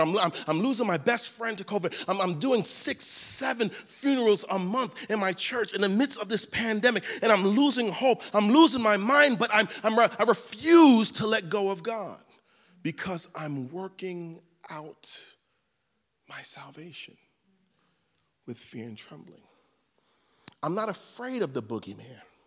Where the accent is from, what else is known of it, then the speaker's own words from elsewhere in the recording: New York City, New York, United States; I was raised in Crown Heights, Brooklyn